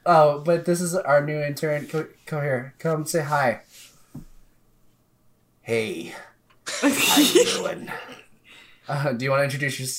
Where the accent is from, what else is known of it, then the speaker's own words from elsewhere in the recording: Hartford, Connecticut, United States; I'm from Connecticut.